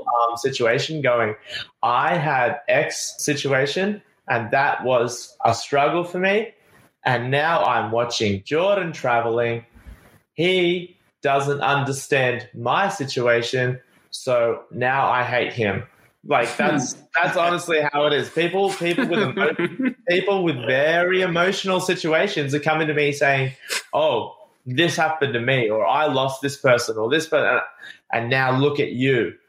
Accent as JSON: {"language": "English", "country": "Australia", "tie": "born or raised there", "moved": "as an adult", "lives_now": "Playa del Carmen, Mexico", "said": "it's my home country"}